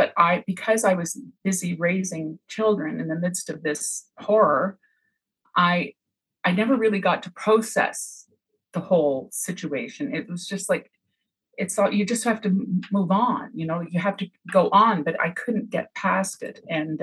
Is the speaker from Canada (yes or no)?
yes; Montreal, Quebec, Canada; moved away as an adult; now in Cape Breton, Canada; I moved from Montreal to Cape Breton, as a young wife and mother, I didn't have family around me. And I used to write letters home to my family.